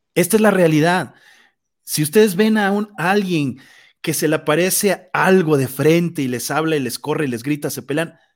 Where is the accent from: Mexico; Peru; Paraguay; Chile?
Mexico; nosotros como mexicanos